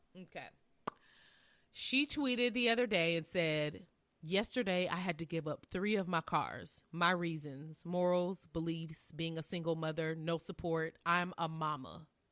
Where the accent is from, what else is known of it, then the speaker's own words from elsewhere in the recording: Southern Illinois, United States; now in Tennessee, United States; We are from Southern Illinois